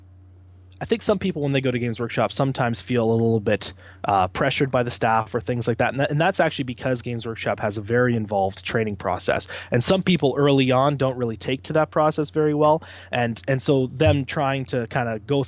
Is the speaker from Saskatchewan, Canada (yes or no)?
no; London, Ontario, Canada; also born or lived in Ottawa, Ontario; now in Hamilton, Canada; I'm originally from London, Ontario, so we wanted to move back closer than Ottawa was